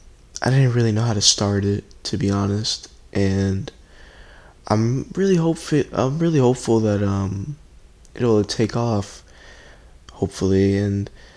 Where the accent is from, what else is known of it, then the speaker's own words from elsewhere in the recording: Puerto Rico; I'm originally from Puerto Rico. I know I don't sound like it, but, but I can assure you guys that I am. You know, great island, miss my family over there.